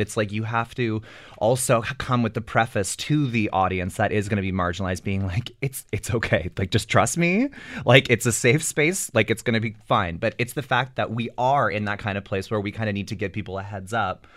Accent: Ottawa, Ontario, Canada; now in Toronto, Canada; I moved to Toronto, I'm originally from Ottawa

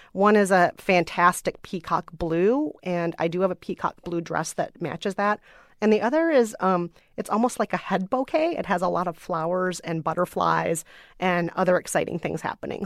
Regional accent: United States; I am an American woman of color

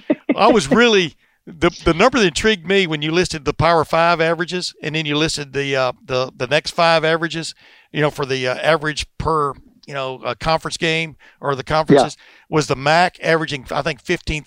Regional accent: Alabama, United States; moved away; also born or lived in Texas; I grew up in Alabama, and then we moved to Texas.

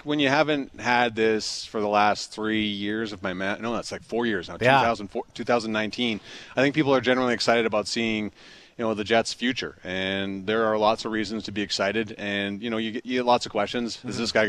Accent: Cochrane, Alberta, Canada; my hometown of Cochrane, Alberta.

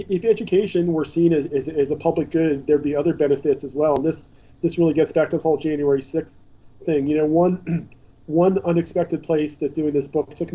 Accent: Pennsylvania, United States; in Pennsylvania, my home state

